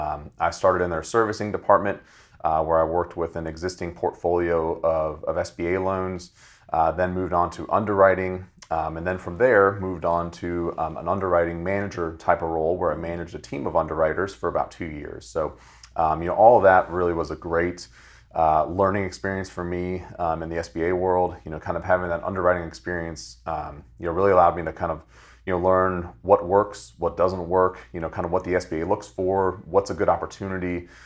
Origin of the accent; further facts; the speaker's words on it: Fredericksburg, Virginia, United States; now in Richmond, United States; So originally, I'm from Fredericksburg, Virginia. I work now and live in Richmond, Virginia, here locally.